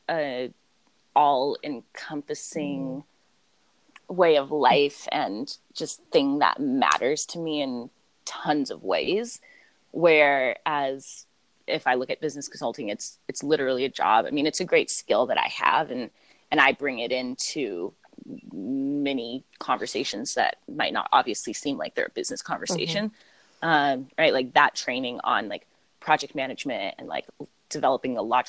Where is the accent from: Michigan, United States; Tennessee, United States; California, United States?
California, United States; Los Angeles; I am from Los Angeles and currently live here.